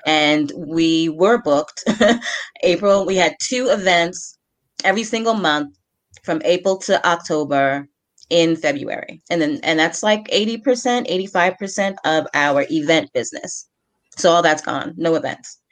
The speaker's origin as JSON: {"language": "English", "region": "New York", "country": "United States", "said": "I'm from New York"}